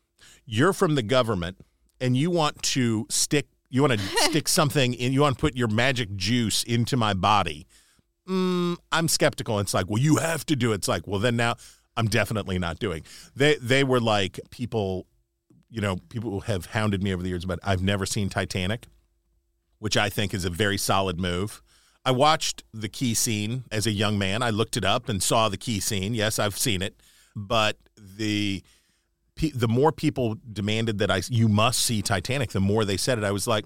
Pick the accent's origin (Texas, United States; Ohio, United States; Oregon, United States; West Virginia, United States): West Virginia, United States; moved away; I love being from West Virginia and love what I still consider my home state.